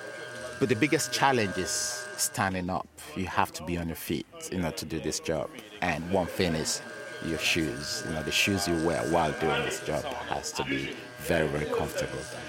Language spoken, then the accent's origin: English; Nigeria; now in London, United Kingdom; I'm from Nigeria originally. I came to the UK in the year 2010.